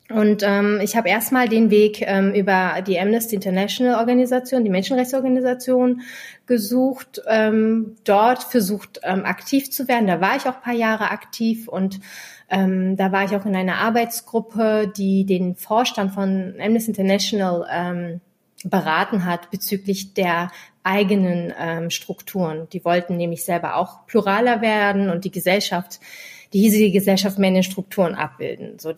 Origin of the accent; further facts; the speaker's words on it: Berlin, Germany; born there; ich bin in Kreuzberg geboren. Äh, mein Opa ist ähm, in den 70ern nach Berlin, nach Kreuzberg migriert.